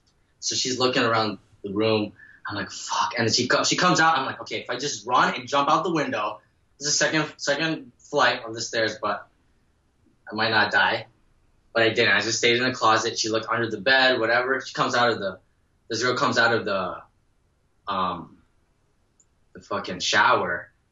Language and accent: English; New Jersey, United States; and I live in Jersey. And as a kid growing up in New Jersey